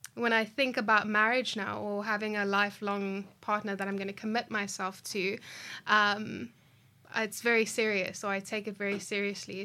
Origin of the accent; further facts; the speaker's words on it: South Africa; I grew up in Dunville